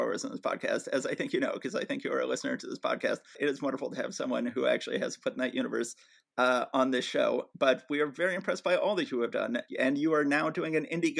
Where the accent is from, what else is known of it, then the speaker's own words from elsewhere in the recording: Atlanta, Georgia, United States; moved away; I was born and raised in Atlanta, Georgia, but I lost